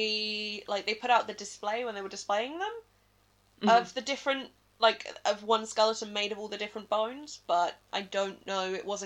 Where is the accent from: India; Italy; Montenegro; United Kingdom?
United Kingdom; England; I am English.